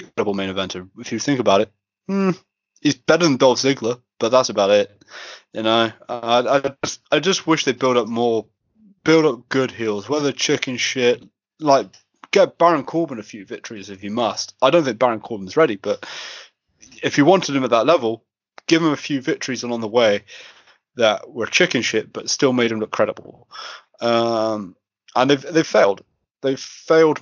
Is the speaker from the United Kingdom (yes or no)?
yes; Scotland, United Kingdom; As a Scotsman